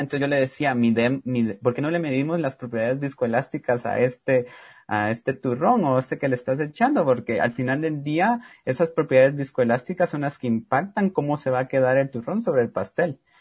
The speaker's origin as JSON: {"language": "Spanish", "town": "Cobán", "region": "Alta Verapaz", "country": "Guatemala", "said": "yo soy de Cobán y allá tomamos mucho lo que se llama caquiqui"}